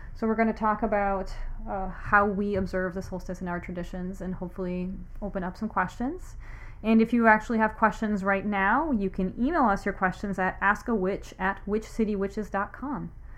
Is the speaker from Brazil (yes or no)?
yes; Brazil; now in Salem, United States; I'm a witch originally from Brazil, and I've been living in Salem since 2009, so it's been 10 years now.